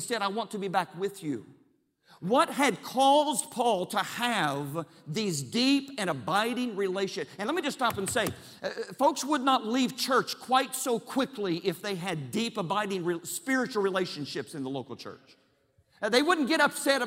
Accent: Charleston, West Virginia, United States; I was born and raised in Charleston, West Virginia

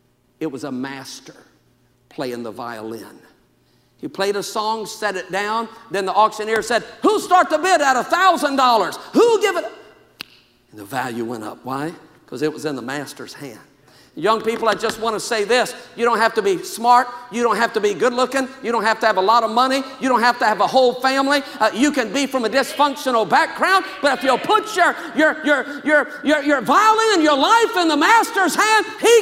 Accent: Louisiana, United States; now in California, United States; I came from Louisiana to California. I thought I was a missionary.

